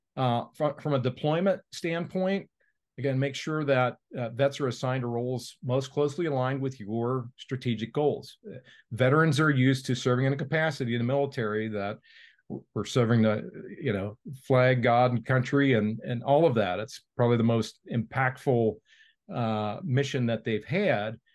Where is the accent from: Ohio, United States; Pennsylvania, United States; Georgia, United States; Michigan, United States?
Ohio, United States; Cincinnati; Procter and Gamble here in my hometown of Cincinnati